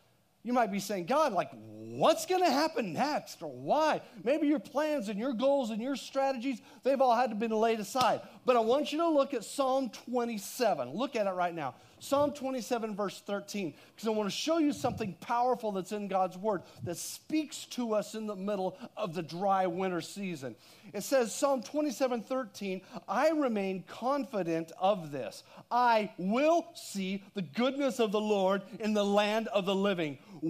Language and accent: English; Texas, United States; Well, I didn't. I'm from Texas, okay?